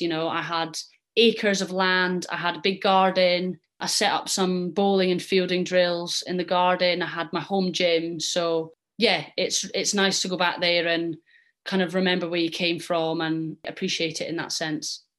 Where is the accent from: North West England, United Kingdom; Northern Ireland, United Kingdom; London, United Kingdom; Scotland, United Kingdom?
Scotland, United Kingdom; I'm Scottish and I represent Scotland